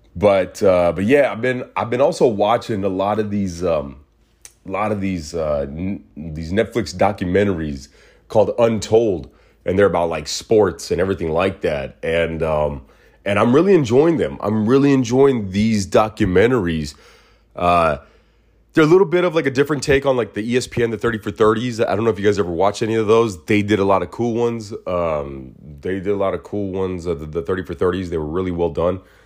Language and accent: English; Phoenix, Arizona, United States; moved away as an adult; also born or lived in Mesa, Arizona; now in Los Angeles, United States; Me growing up in Phoenix, where, you know, we averaged a hundred and fifteen, hundred and eighteen degree weather